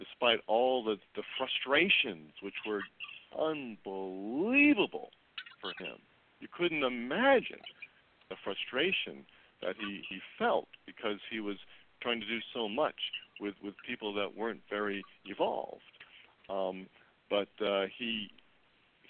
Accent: Midwest, United States; I'm from the Midwest, and I love the Midwest

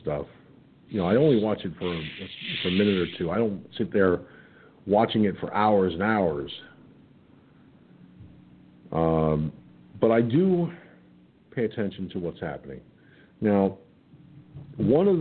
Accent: Peekskill, New York, United States; small places like Peekskill, New York, my hometown

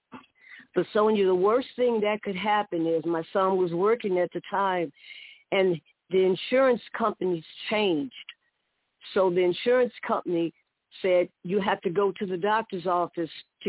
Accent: Chicago, Illinois, United States; 8 girls and 4 boys on the south side of Chicago and what was called Wentworth Gardens.

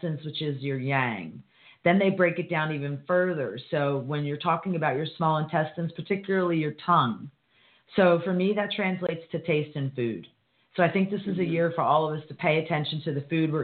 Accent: United States; as an American

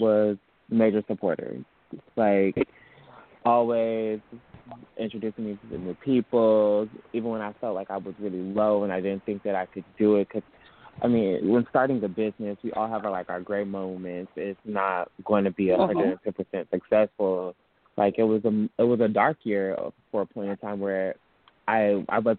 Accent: Detroit, Michigan, United States; moved away as an adult; now in Atlanta, United States; I'm from Detroit, Michigan. I came down to Atlanta, Georgia for school.

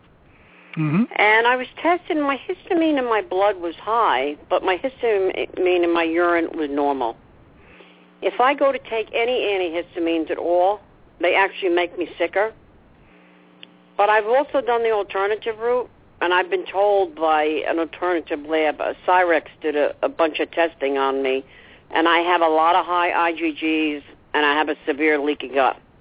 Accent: New Jersey, United States; I'm from New Jersey.

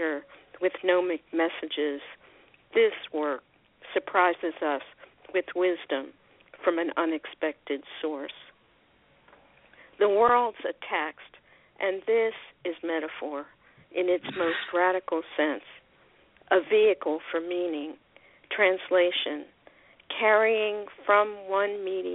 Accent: Philadelphia, Pennsylvania, United States; now in Laguna Niguel, United States; I'm from Philadelphia originally, but I don't live there. I haven't lived there for a long time

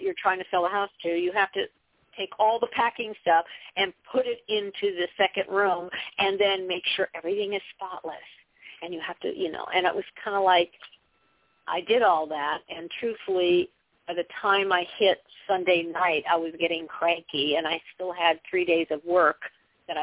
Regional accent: Southern California, United States; I come from Southern California

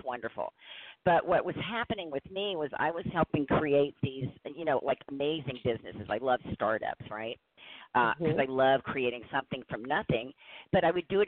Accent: New Orleans, Louisiana, United States; moved away as an adult; also born or lived in Indiana; I'm originally from New Orleans, and I had lived there my whole life. I was in my late 50s, and I moved to Indiana

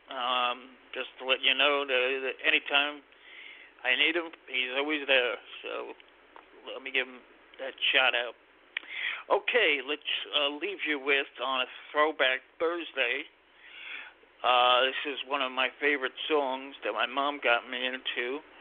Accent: New York, United States; and we're from New York, both of us.

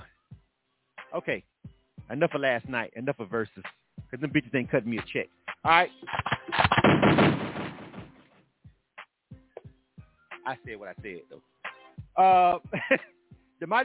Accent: the South, United States; I'm not even from New York. I'm not. I'm from the South.

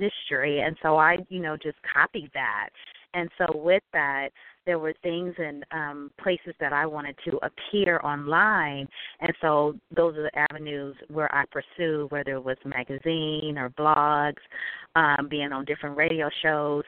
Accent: Northern California, United States; I grew up in Northern California

